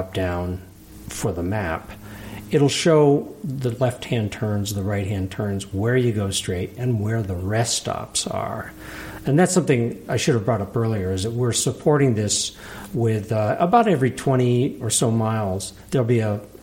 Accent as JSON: {"language": "English", "region": "Vermont", "country": "United States", "tie": "born or raised there", "also_born_or_lived": "Capital District, New York", "moved": "yes", "lives_now": "Altamont, United States", "said": "I grew up in Vermont, then moved down here in around 1980, and I moved to Altamont in 91."}